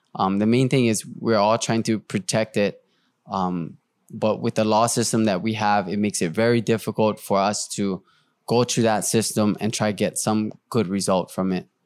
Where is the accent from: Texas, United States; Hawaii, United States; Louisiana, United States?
Hawaii, United States; I'm Hawaiian.